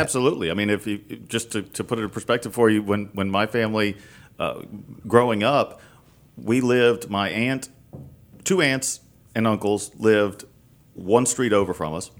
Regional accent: Baton Rouge, Louisiana, United States; also born or lived in New Orleans; I was born and raised in Baton Rouge

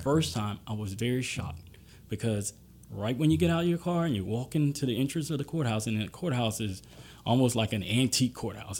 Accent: Gulfport, Mississippi, United States; now in Baton Rouge, United States; I grew up in Gulfport, Mississippi for ten years during my formative years.

